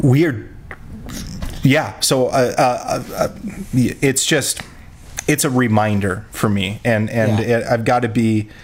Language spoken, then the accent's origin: English; Rapid City, South Dakota, United States; I grew up in Rapid City